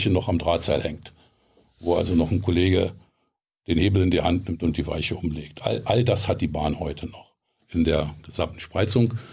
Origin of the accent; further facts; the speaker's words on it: Herten, North Rhine-Westphalia, Germany; born there; Ich bin geboren in Herten, Westfalen.